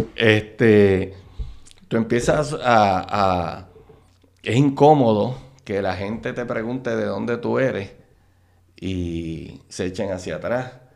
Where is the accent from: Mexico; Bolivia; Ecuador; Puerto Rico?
Puerto Rico; Carolina; yo soy natural de Carolina, este, del barrio, nacido y criado en el barrio Trapo de Carolina